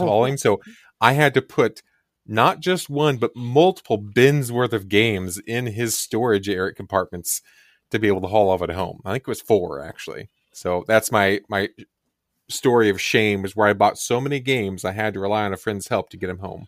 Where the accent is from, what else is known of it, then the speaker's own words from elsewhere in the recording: Kansas, United States; I grew up in the Kansas area